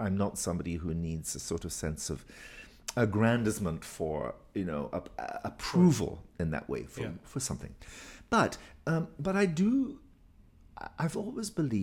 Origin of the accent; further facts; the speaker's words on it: Inverness, Scotland, United Kingdom; moved away; I come from Inverness